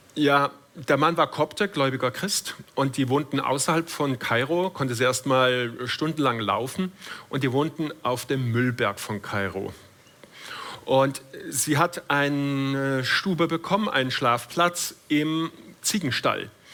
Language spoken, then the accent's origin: German; Todtnau, Baden-Württemberg, Germany; also born or lived in Schopfheim; Mein Opa war Gewerbeschuldirektor in Tottenau, meinem Geburtsort